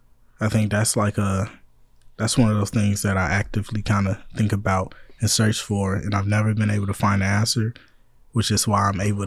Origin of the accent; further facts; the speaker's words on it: the Bay Area, California, United States; I'm actually from the Bay